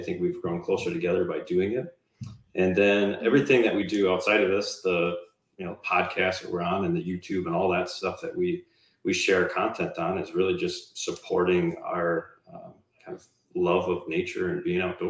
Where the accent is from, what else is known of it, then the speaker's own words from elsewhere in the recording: Wisconsin, United States; No, so we're from Wisconsin. So my wife, Andrea, and I are from Wisconsin.